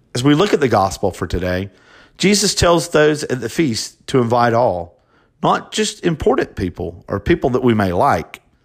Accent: Hartford, Alabama, United States; also born or lived in Dothan, Alabama / Montgomery, Alabama; raised in Hartford, Alabama, by two wonderful Christians.

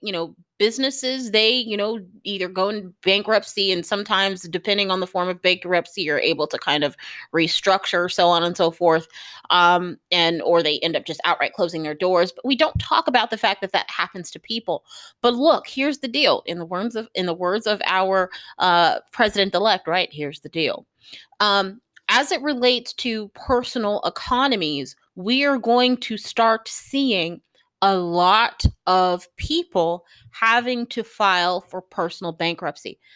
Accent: United States; as an American

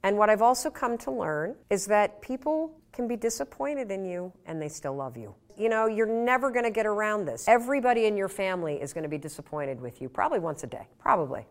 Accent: Muskegon, Michigan, United States; born or raised there; now in Boston, United States

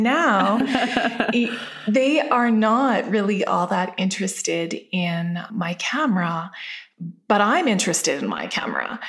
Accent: Calgary, Alberta, Canada; I grew up in Calgary, Alberta

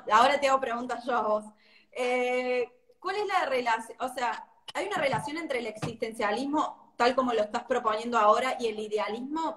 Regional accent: Córdoba, Argentina; Yo soy de Córdoba

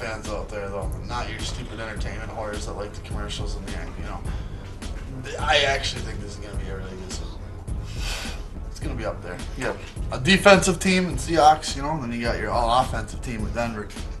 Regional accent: Canada; We're all Canadian and shit up here.

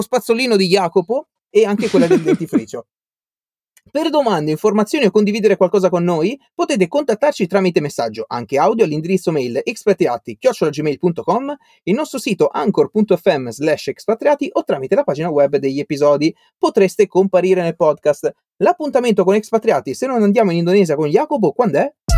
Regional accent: Albenga, Liguria, Italy; moved away as an adult; io sono di Albenga

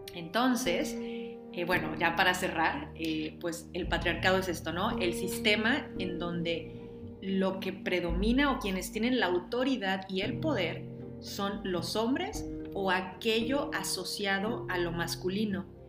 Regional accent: Mexico

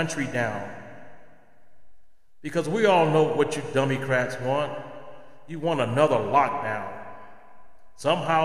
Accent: United States; as American citizens

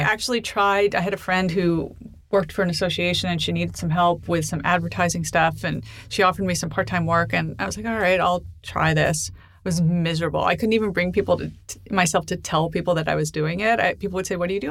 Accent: New York City, New York, United States; I grew up in Manhattan.

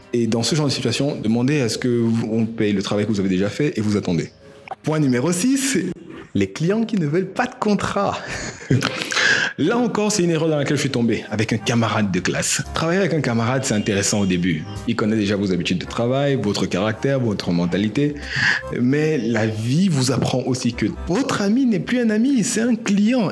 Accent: Cameroon; en tant que Camerounais

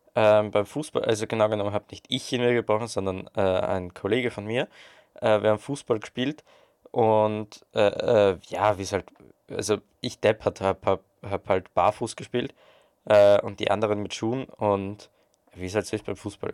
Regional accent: Austria

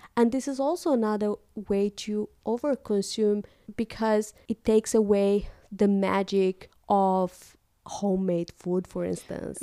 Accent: Moldova; moved away as an adult; now in Netherlands; back in my home country, in Moldova, we had couple of shops

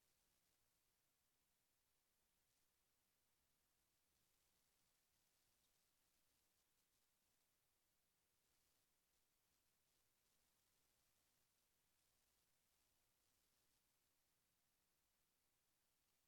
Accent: New York, United States; now in Hartford, United States; I'm from Harlem

